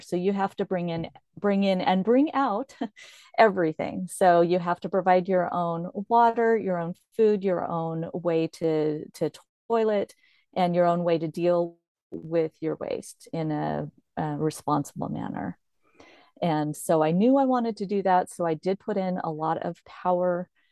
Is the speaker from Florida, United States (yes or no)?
no; Corvallis, Oregon, United States; moved away as an adult; I'm from Corvallis, Oregon.